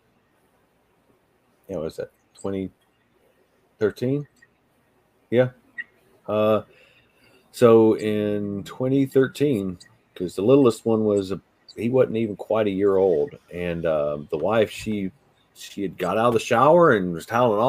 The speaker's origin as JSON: {"language": "English", "region": "Southern West Virginia", "country": "United States", "tie": "born or raised there", "moved": "yes", "said": "I grew up in Southern West Virginia"}